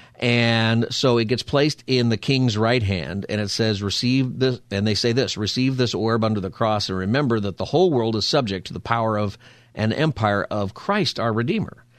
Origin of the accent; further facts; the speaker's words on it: United States; as an American